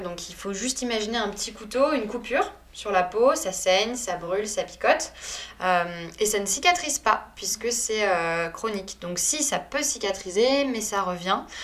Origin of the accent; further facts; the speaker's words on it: Paris, Île-de-France, France; also born or lived in Saint-Malo; je suis née à Saint-Malo et après j'ai été rapatriée entre guillemets à Paris parce que mes parents y travaillaient